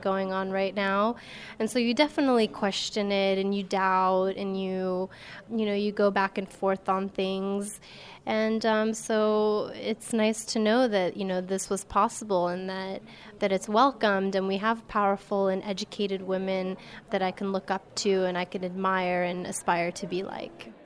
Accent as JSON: {"language": "English", "country": "United States", "tie": "born or raised there", "said": "growing up in America as a Muslim"}